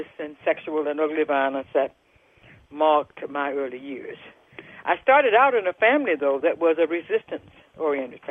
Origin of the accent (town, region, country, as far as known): Jackson, Mississippi, United States; born or raised there